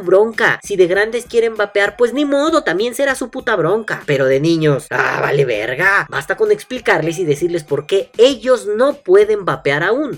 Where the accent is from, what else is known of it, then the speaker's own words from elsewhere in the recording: Mexico; como mexicanos